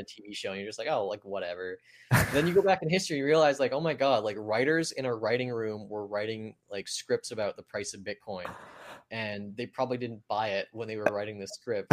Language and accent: English; Canada; growing up in Canada